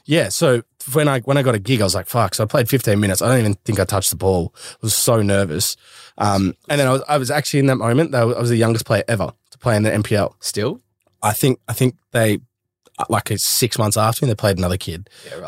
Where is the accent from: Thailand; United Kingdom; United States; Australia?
Australia; I go to the UK and I'm Aussie.